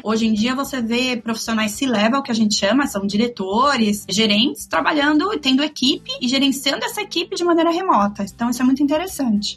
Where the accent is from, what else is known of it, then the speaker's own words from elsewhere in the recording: São Paulo, Brazil; now in Miami, United States; Eu sou paulista